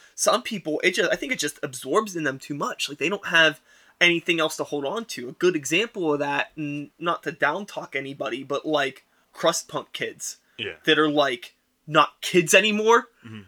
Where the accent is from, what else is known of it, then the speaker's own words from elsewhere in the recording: Wilkinsburg, Pennsylvania, United States; I grew up in Wilkinsburg, right, and when I was growing up in the early '90s